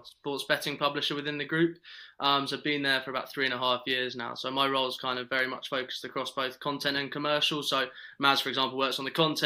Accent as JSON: {"language": "English", "region": "London", "country": "United Kingdom", "tie": "born or raised there", "said": "growing up in London"}